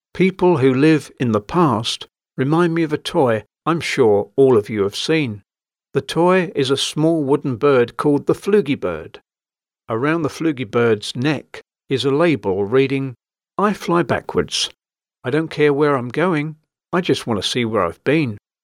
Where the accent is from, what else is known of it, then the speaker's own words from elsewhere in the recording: London, United Kingdom; As a Londoner by birth